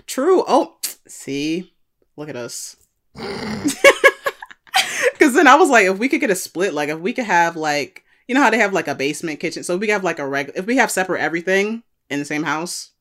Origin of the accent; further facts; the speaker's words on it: United States; we're both born here